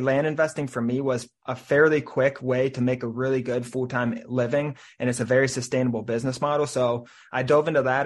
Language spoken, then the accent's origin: English; Cincinnati, Ohio, United States; now in Saint Petersburg, United States; I'm from Cincinnati, Ohio